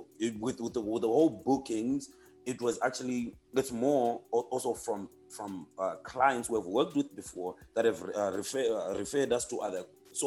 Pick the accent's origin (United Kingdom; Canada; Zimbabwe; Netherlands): Zimbabwe; moved away; I'm from Zim.